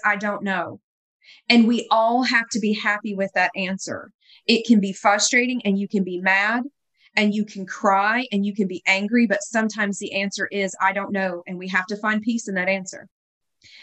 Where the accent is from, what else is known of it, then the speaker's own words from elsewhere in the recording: the South, United States; moved away; I was from the South and I had all the Southern cooking